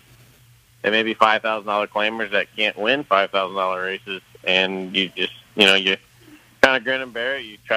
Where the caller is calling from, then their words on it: Louisville, Kentucky, United States; I'm in Louisville.